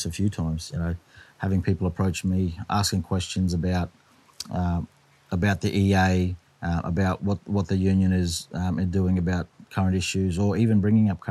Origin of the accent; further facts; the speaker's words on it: Cairns, Queensland, Australia; moved away as an adult; now in Townsville, Australia; I was born and raised in this particular spot we're in now